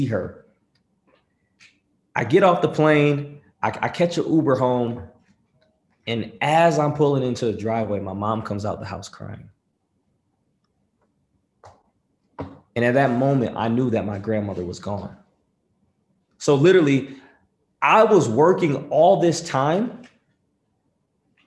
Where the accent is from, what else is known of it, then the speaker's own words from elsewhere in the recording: Rochester, New York, United States; I'm from Rochester, New York